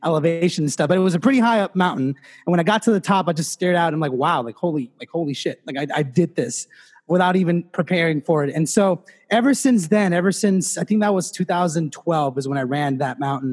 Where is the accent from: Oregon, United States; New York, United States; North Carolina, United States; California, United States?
California, United States; Los Angeles; in fifth grade in LA, so I'm from Los Angeles and in LAUSD